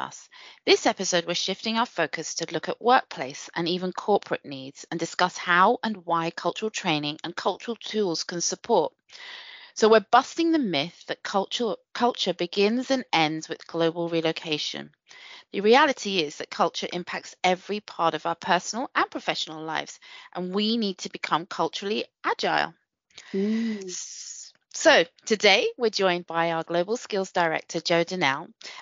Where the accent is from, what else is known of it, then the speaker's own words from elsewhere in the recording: United Kingdom; I'm British, but, you know, I'm of Indian origin.